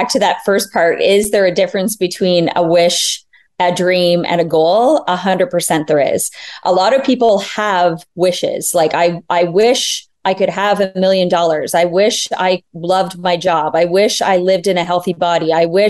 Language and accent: English; Ontario, Canada; now in Barbados; Yeah, so we are native from Southern Ontario.